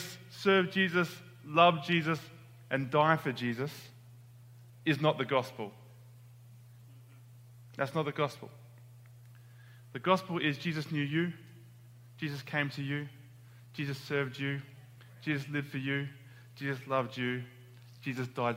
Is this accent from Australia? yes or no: yes; Australia; moved away as an adult; now in United States; I'm from Australia.